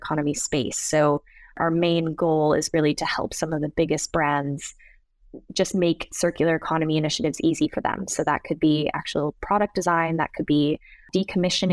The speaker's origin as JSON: {"language": "English", "town": "Seattle", "region": "Washington", "country": "United States", "tie": "born or raised there", "also_born_or_lived": "Sweden", "moved": "as an adult", "said": "growing up in Seattle in the US"}